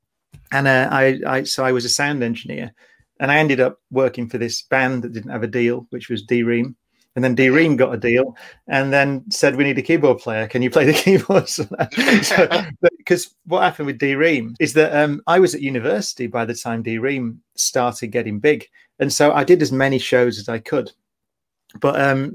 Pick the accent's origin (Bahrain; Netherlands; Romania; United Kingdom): United Kingdom; Oldham, North West England; I've been growing up in Oldham